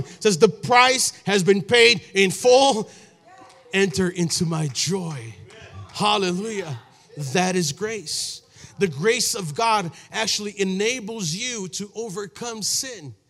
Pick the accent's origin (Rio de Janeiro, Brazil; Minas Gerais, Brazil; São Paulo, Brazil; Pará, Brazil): São Paulo, Brazil; now in United States; I was born in Brazil